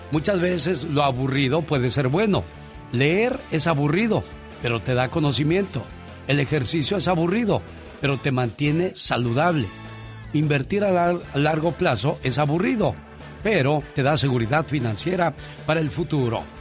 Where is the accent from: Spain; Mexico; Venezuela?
Mexico; Colima; Un día salí de Colima, pero Colima nunca salió de mí.